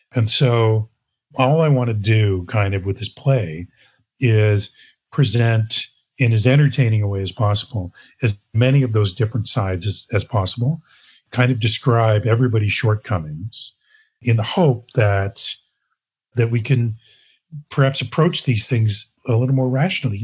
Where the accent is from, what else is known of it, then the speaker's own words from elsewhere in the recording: Brockville, Ontario, Canada; moved away as an adult; now in Toronto, Canada; I was born in Toronto, but I moved away. Uh, I grew up in Brockville, Ontario, came back here in the early 80s to go to theater school